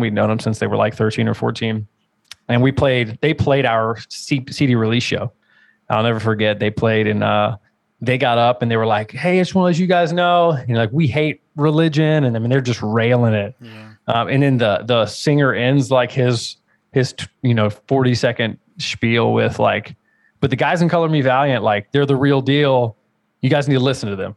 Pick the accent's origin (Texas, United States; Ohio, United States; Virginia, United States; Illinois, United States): Virginia, United States; Richmond; I'm from Richmond, Virginia, which is a like really, really popular metalcore and hardcore scene